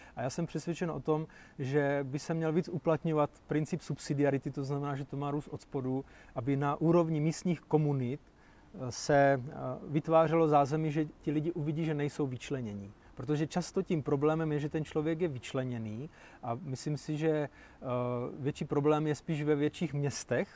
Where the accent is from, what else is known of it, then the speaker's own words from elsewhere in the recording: Zábřeh, Olomouc Region, Czechia; u nás v Zábřeze